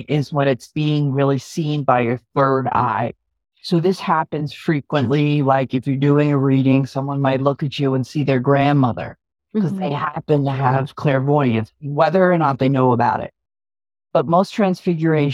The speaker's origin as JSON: {"language": "English", "region": "New York", "country": "United States", "said": "I'm New York too."}